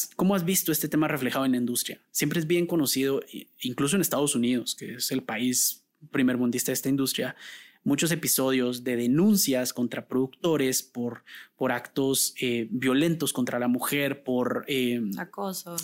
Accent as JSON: {"language": "Spanish", "country": "Guatemala", "said": "los guatemaltecos tenemos un acento neutral"}